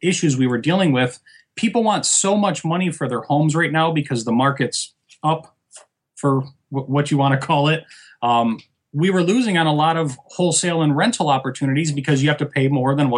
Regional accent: Michigan, United States; moved away as an adult; now in Fort Lauderdale, United States; I'm originally from Michigan.

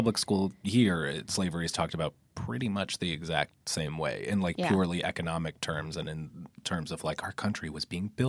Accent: United States; I grew up just outside of Manhattan

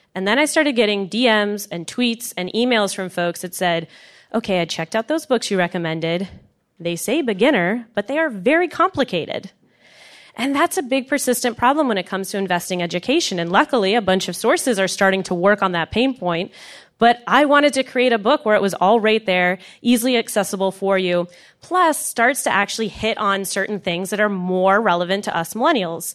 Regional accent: United States; I am an American

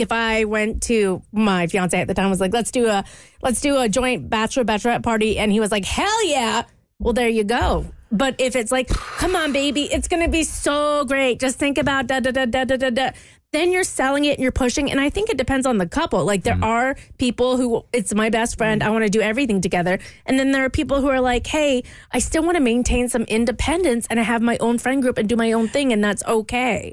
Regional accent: Kentucky, United States; we're from Kentucky

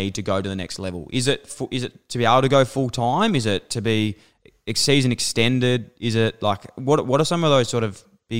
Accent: Melbourne, Victoria, Australia; Like, I grew up in Fitzroy and would do a lot of my training down at Darabin.

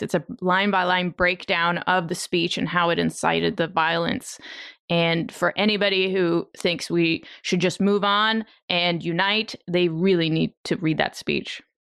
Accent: Ukraine; moved away; I was born in the Soviet Union and not Russia, but the the Soviet Union. I was born in the Ukraine, but it was all part of one place

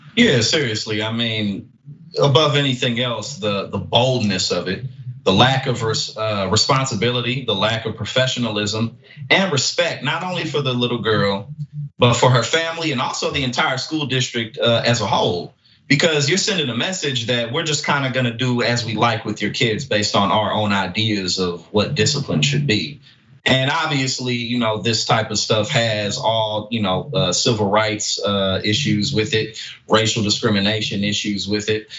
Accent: St. Louis, Missouri, United States; now in New Jersey, United States; I'm from St. Louis, but I live in New Jersey, right next to New York

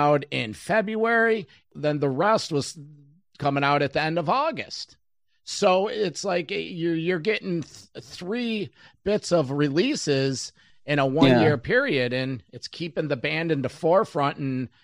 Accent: Rochester, New York, United States; … recorded … in my hometown.

